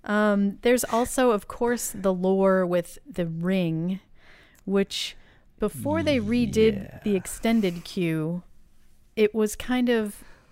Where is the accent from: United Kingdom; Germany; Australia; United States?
United States; Boston, Massachusetts; growing up in Boston...